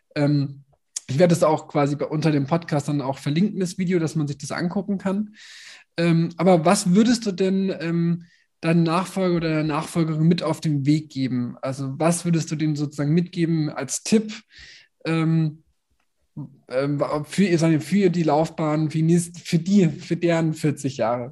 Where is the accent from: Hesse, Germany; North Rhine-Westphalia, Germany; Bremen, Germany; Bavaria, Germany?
Bavaria, Germany; Nuremberg; moved away; ich komme aus Nürnberg